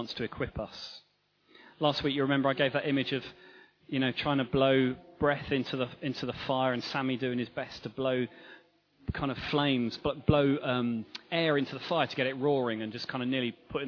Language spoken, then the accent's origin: English; England, United Kingdom; And we're Anglican, and we're English, most of us.